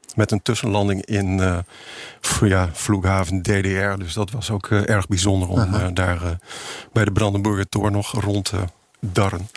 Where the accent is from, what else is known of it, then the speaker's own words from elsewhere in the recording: Utrecht, Netherlands; ik ben geboren in Utrecht